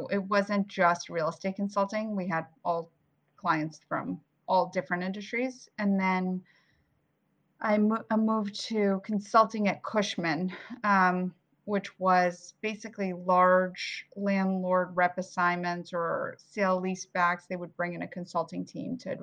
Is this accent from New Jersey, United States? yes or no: yes; Lincroft, New Jersey, United States; born or raised there; also born or lived in Bulgaria / Queens, New York; now in New York, United States